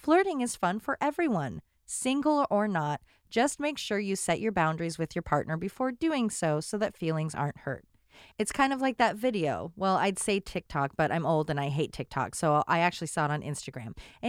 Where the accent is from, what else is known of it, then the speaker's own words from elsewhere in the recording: Florida, United States; I grew up in South Florida, so when I watched Golden Girls and they visited Biscayne General Hospital in Season 2, Episode 20, I was confused.